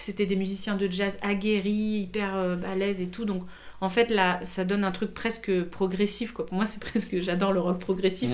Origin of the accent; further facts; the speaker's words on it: Paris, Île-de-France, France; moved away as an adult; also born or lived in Montreal, Quebec; je suis parisienne vraiment. Alors je suis née à Paris, j'ai grandi à Paris.